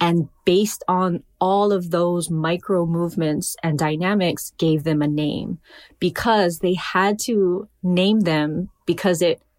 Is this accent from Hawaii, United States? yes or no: yes; Hawaii, United States; So, you know, of course I'm a poet. I'm Hawaiian.